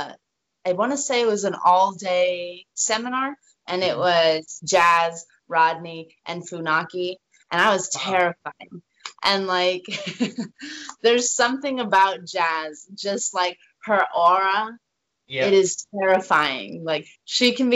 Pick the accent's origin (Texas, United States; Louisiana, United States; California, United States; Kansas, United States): Texas, United States; We're both from Texas.